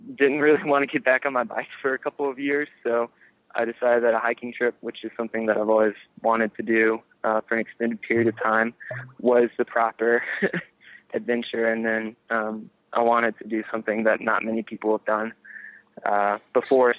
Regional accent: North Carolina, United States; coming back to North Carolina um, has been kind of my MO in between trips. And I think at times it can be hard to be back in um, in a hometown

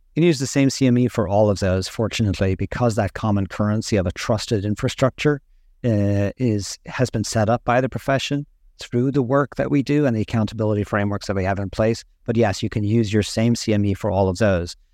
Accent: Ireland; moved away as an adult; also born or lived in Boston; I grew up and trained in Ireland

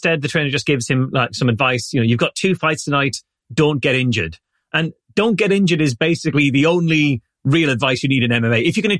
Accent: England, United Kingdom; I'm English.

